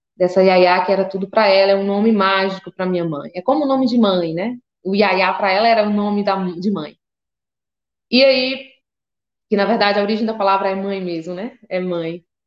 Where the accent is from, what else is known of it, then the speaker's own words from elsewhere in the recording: Seabra/Boninal, Chapada Diamantina, Bahia, Brazil; Essa é a comunidade rural que eu cresci